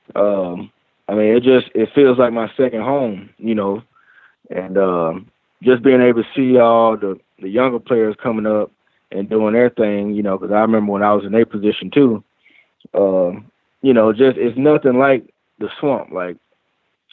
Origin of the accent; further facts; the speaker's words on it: Alabama, United States; growing up in Alabama